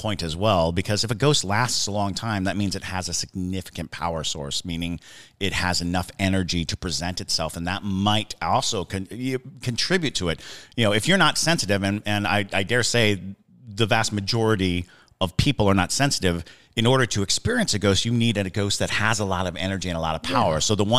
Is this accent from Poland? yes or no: no; Germany; also born or lived in Italy / Hinesville, United States; I grew up in Germany and Italy, and then I graduated high school in Hinesville, Georgia.